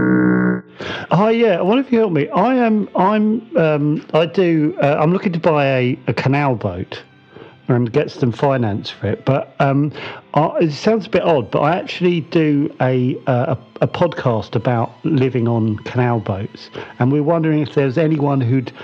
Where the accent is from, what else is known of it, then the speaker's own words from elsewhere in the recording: England, United Kingdom; I'm British and I was born in England